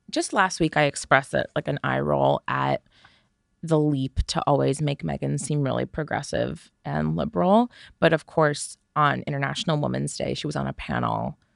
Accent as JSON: {"language": "English", "country": "Canada", "tie": "born or raised there", "said": "No. No."}